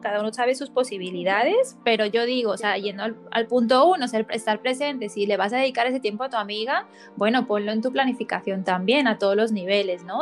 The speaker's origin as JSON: {"language": "Spanish", "town": "Barcelona", "region": "Catalonia", "country": "Spain", "tie": "born or raised there", "also_born_or_lived": "United States", "moved": "yes", "said": "de vuelta aquí en mi tierra natal"}